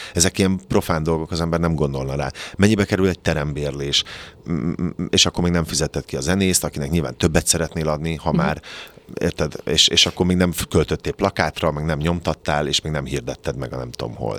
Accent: Kaposvár, Somogy, Hungary; born or raised there; moved away

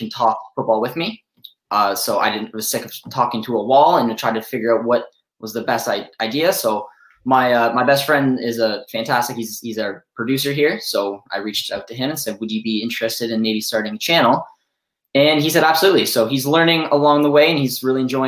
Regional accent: Canada; I am Canadian, and if any of you viewers out there know much about people from Canada, we like another sport called hockey. So I grew up obviously playing hockey.

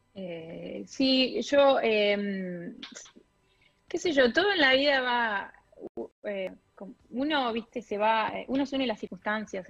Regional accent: Pergamino, Buenos Aires Province, Argentina; moved away as an adult; also born or lived in Rosario / Brooklyn, New York; now in New York, United States; yo soy de Pergamino, provincia de Buenos Aires

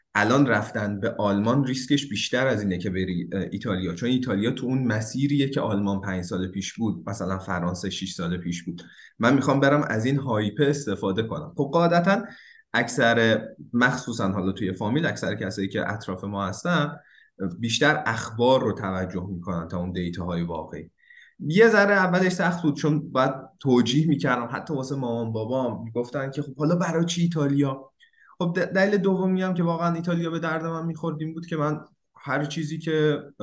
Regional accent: Isfahan, Iran; moved away as an adult; also born or lived in Tehran, Iran; now in Turin, Italy; من 18 سالگی از اصفهان اومده بودم تهران

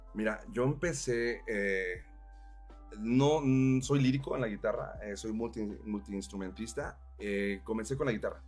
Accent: Mexico; now in Morelos, Mexico; yo soy de Monterrey, Chihuahua, Monterrey. Este, mi familia es de Chihuahua, Monterrey también

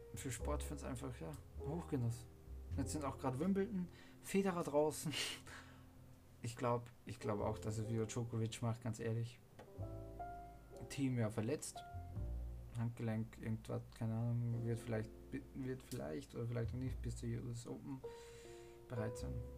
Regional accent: Austria; ich bin Österreicher

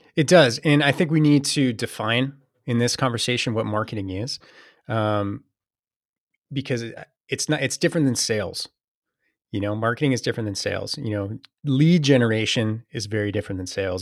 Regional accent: Saratoga, California, United States; moved away as an adult; also born or lived in Boston; I was born and raised in, uh, a town called Saratoga, uh, Northern California

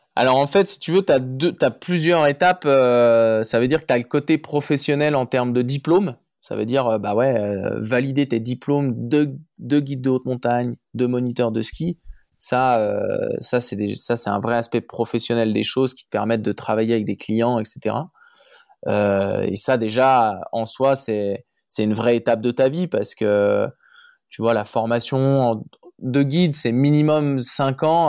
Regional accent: Chamonix, Auvergne-Rhône-Alpes, France; je, suis né et j'ai grandi à Chamonix, Mont-Blanc

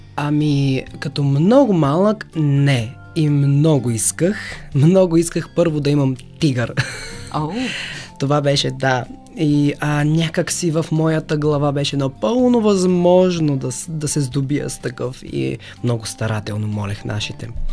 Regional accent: Haskovo, Haskovo Province, Bulgaria; до града ми, аз съм от Хасково

